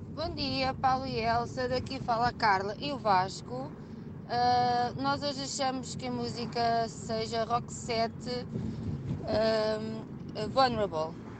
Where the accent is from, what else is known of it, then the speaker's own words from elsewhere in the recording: Viseu, Centro, Portugal; nós somos de Viseu